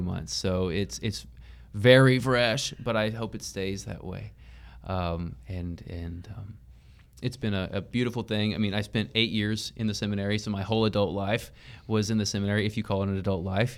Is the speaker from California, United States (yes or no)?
no; Tyler, Texas, United States; I grew up in the Tyler area and I grew up in East Texas